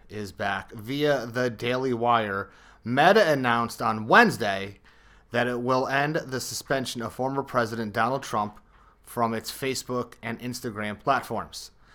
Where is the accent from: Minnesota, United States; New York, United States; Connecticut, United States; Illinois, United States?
Connecticut, United States; I'm a Connecticut guy